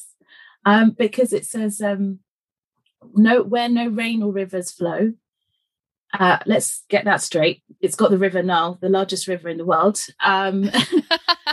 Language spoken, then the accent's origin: English; London, United Kingdom; I was born in Fulham and to my parents, Marie and George, who had moved from East Africa to London